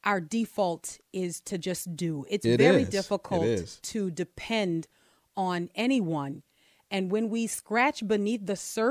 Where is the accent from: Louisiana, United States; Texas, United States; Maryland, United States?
Texas, United States; I'm from Texas.